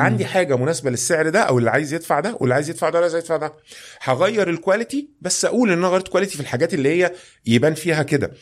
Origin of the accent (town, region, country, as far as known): Egypt